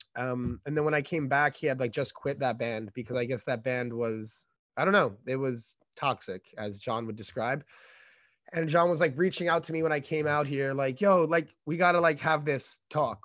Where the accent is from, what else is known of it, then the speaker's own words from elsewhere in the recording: New York City, New York, United States; moved away as an adult; also born or lived in Brooklyn, New York / California; I grew up in Staten Island